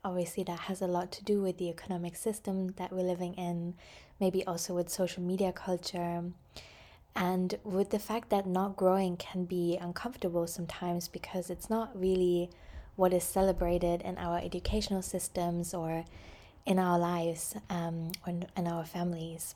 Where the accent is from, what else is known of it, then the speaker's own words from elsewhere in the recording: Germany; I grew up in Germany